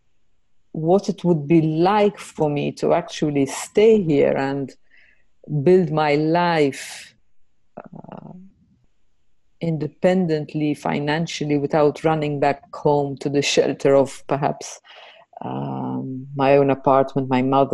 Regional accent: Malta; moved away as an adult; now in Netherlands; I'm from Malta and I live in the Netherlands. I've been here for a bit more than 10 years, 10 and a half years.

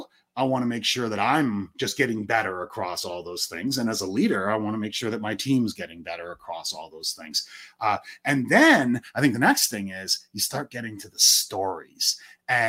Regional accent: Canada; I am Canadian

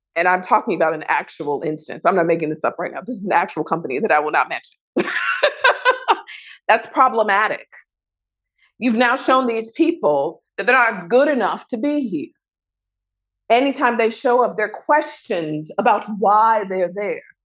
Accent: Chicago, Illinois, United States; I come from Chicago

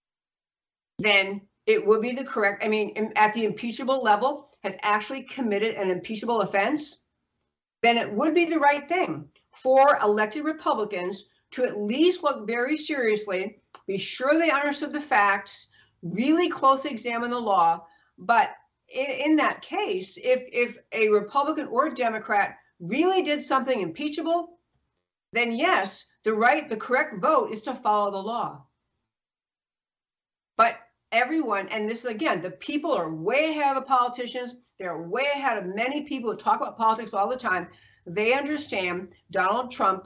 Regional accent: New York, United States; I grew up in New York State.

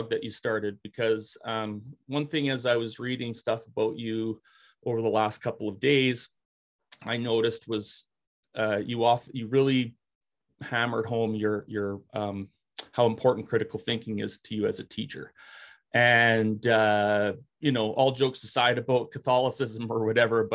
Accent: Regina, Saskatchewan, Canada; now in Alberta, Canada; I grew up in Ralph Goodale's constituency too, in Regina, Wascana

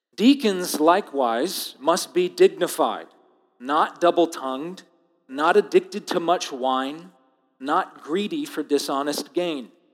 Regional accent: United States; I am as American as it gets

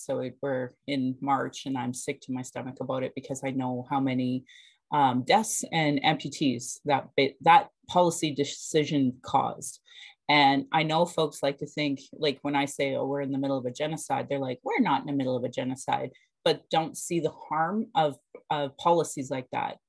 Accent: Calgary, Alberta, Canada; I was born in Calgary or in Blackfoot Mokinstis

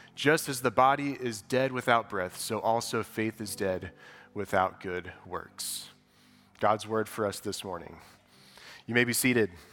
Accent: West Lafayette, Indiana, United States; we grew up in West Lafayette

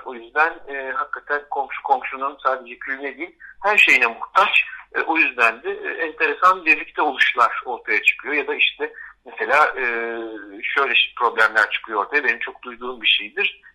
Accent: Istanbul, Turkey; Ben kendimi hep bir İstanbullu olarak gördüm. Çünkü burada doğdum, burada büyüdüm.

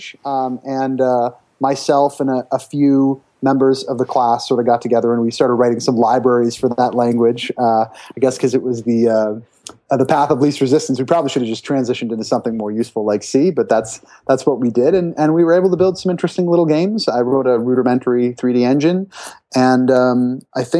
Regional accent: Brampton, Ontario, Canada; I'm Canadian, and there's a great high school in Brampton, which is a suburb of Toronto, Ontario

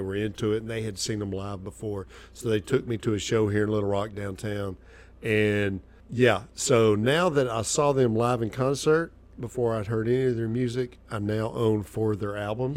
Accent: Arkansas, United States; also born or lived in Nashville, Tennessee; I was born in Nashville, Tennessee. I grew up in Arkansas. I've been in the South my whole life

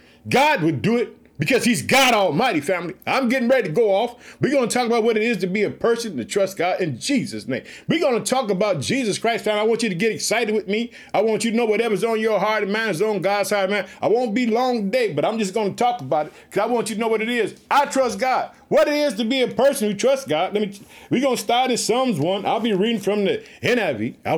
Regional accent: Illinois, United States; born or raised there

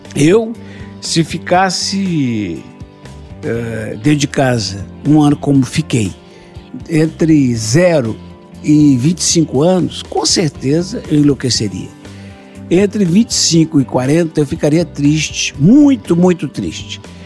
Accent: Antônio Pereira, Minas Gerais, Brazil; eu vou lá para minha terra, Antônio Pereirinha

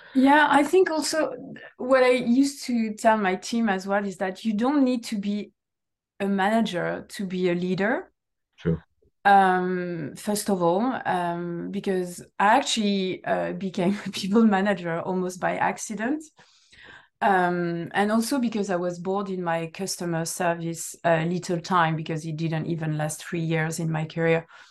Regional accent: south of France, France; first language French; English is a second language; moved away as an adult; also born or lived in United Kingdom; now in Netherlands; I'm coming from a sunny place

